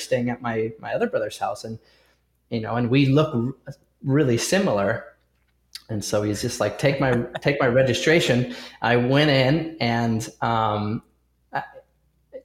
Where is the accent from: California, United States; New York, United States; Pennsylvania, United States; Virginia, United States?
California, United States; Southern; I grew up in Southern California